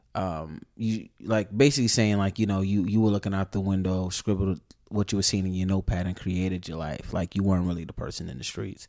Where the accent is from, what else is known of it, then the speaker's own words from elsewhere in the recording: New York City, New York, United States; Born in the eighties, born in eighty-three in the Bronx